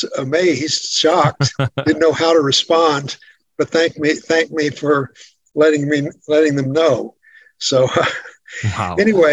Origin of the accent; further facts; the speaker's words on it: the Bible Belt, United States; growing up in the Bible Belt.